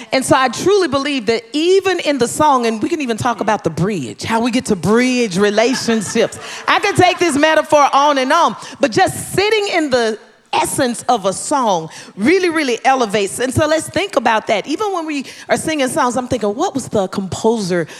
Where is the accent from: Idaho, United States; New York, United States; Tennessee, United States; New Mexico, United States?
Tennessee, United States; growing up in Tennessee, Mission Ridge Missionary Baptist Church, where my father was the pastor